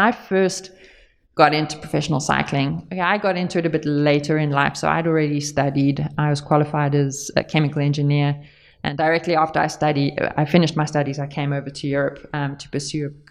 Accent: South Africa; now in Banyoles, Spain; I actually come from growing up in South Africa on a big family farm as well.

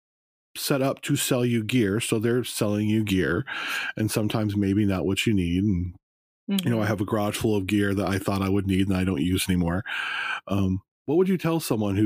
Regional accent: Las Vegas, Nevada, United States; now in Ashland, United States; I grew up in Las Vegas and I grew up hiking around the Red Rocks in Las Vegas.

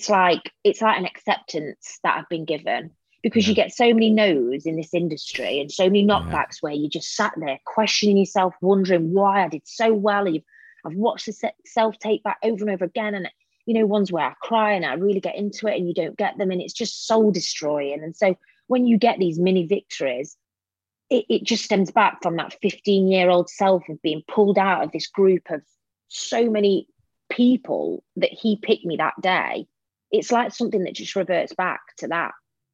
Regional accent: Derby, East Midlands, United Kingdom; You know, I come from Derby. I went to just a normal school.

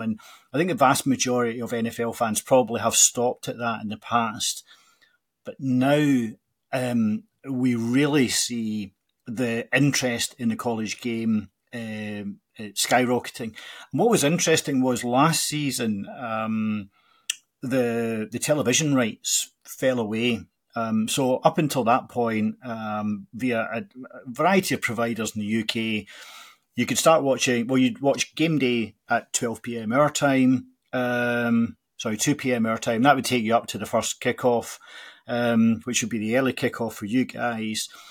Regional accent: Glasgow, Scotland, United Kingdom; growing up in Glasgow

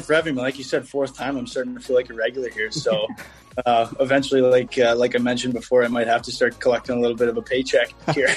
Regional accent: Toronto, Ontario, Canada; moved away; being in Toronto in my hometown

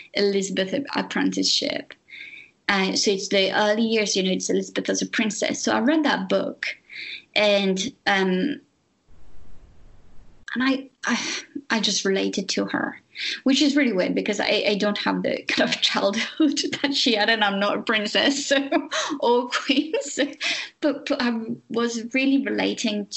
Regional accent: France; English is a second language; moved away; I'm French.

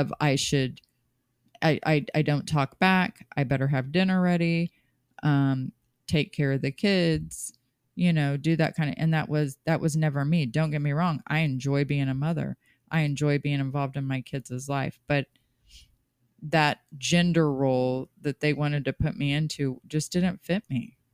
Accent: Kansas City, Missouri, United States; I was born and raised in Kansas City

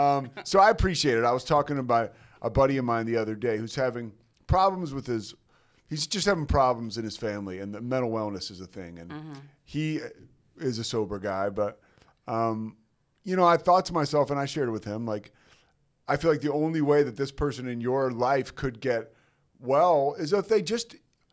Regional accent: outside of Philadelphia, southeastern Pennsylvania, United States; I was raised outside of Philadelphia.

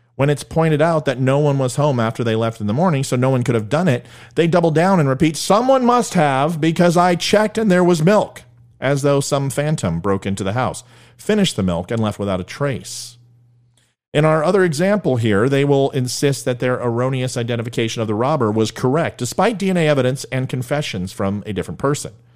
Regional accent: United States; I'm an American

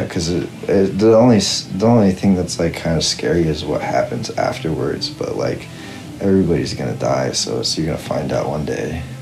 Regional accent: Visalia, California, United States; also born or lived in Fresno; I'm from Visalia, which is like a bit south of Fresno

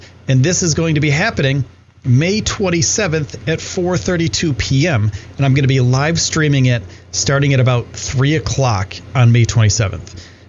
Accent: New York, United States; So he was, and this is pretty cool because I'm from New York.

